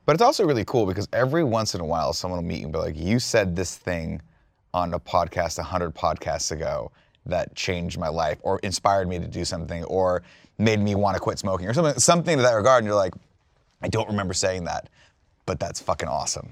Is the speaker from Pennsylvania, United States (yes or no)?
no; Riverside, California, United States; also born or lived in Fontana, California; I was driven back to Riverside, where's where my house was.